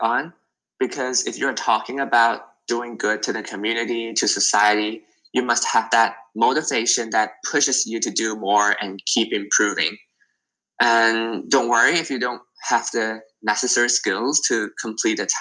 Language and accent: English; Hong Kong; I'm from Hong Kong and it's like always very, very busy.